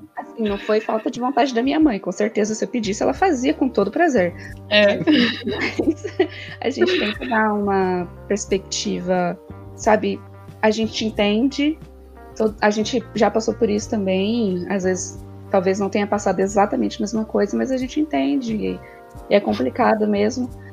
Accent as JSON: {"language": "Portuguese", "region": "São Paulo", "country": "Brazil", "tie": "born or raised there", "said": "eu sou paulista, e aí a gente ia quase todo final de semana no Shopping Eldorado"}